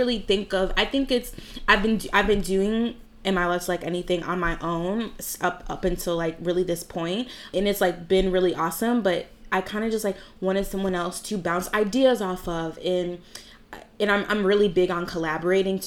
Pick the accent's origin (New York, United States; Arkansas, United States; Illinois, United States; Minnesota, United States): New York, United States; Williamsville; I grew up in Williamsville my entire life